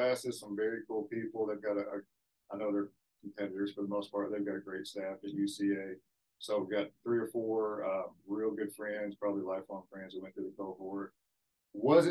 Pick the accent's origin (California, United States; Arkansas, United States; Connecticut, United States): Arkansas, United States; Forest City; I'm from Forest City, which is about 60 miles south of here. Graduated from Forest City High